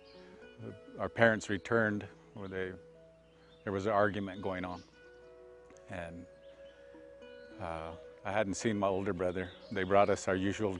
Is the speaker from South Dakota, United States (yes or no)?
yes; Pine Ridge Indian Reservation, South Dakota, United States; I was born and raised on the Pine Ridge Indian Reservation, and lived a good deal of my life here